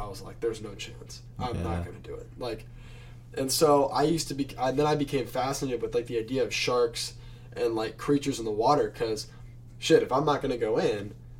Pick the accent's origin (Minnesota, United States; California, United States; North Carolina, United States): California, United States; Manhattan Beach; I used to be a big surfer kid. I came from Manhattan Beach before I moved here